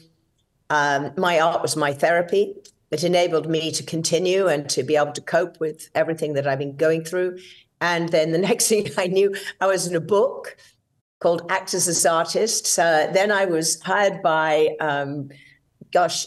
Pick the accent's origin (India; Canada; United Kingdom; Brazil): United Kingdom; England; moved away as an adult; now in United States; as you can hear, I'm British. I was born and raised in England